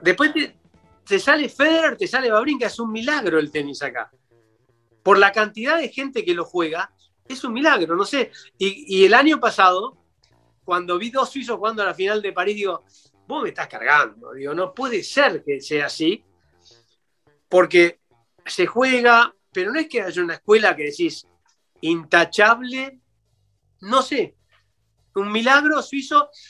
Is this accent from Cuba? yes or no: no; Argentina; como, como argentino